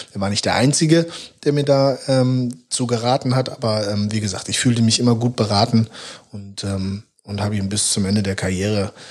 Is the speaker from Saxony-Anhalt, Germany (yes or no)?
no; Hamburg, Germany; born or raised there; moved away as an adult; also born or lived in Bielefeld